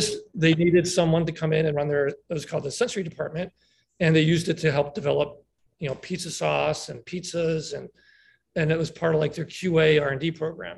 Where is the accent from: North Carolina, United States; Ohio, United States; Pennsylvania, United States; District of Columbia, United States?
Pennsylvania, United States; Lancaster; moved away as an adult; now in San Diego, United States; born and raised in Pennsylvania, Lancaster, Pennsylvania. And I'm now living in San Diego